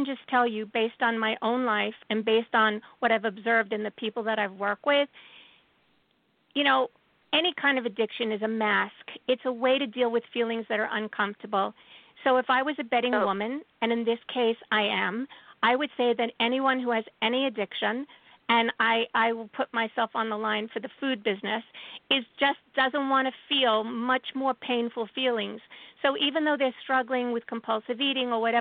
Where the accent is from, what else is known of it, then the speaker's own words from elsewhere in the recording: New York City, New York, United States; I'm a Jew from Brooklyn